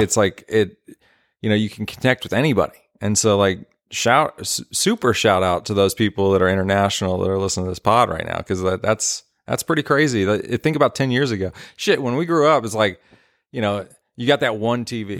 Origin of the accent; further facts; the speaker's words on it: southern Indiana, United States; moved away as an adult; now in Nashville, United States; half my life in Nashville, start of my life, and then moved, uh, to Indiana, so southern Indiana